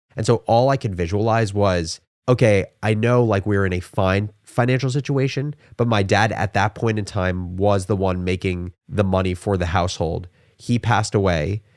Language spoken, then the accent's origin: English; Livingston, New Jersey, United States; I Am originally from Livingston, New Jersey, which is a suburb that's about forty minutes outside of New York City. I grew up in a family of four